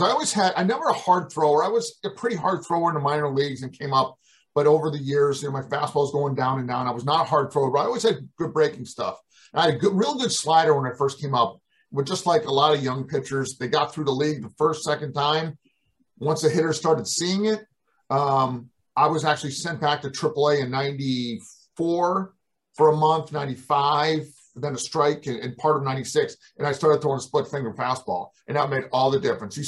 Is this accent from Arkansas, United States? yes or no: no; Western Massachusetts, United States; I'm a kid from Western Massachusetts